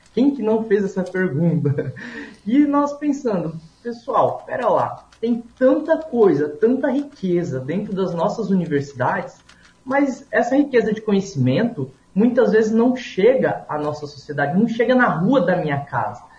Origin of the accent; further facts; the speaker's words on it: Paraná, Brazil; moved away; eu sou lá do Paraná, eu nasci no interior do interior do estado, então eu me criei numa comunidade muito pequena